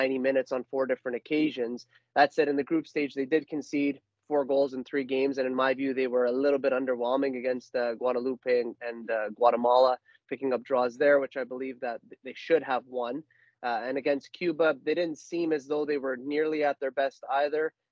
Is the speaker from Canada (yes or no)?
yes; Canada; we are Canadian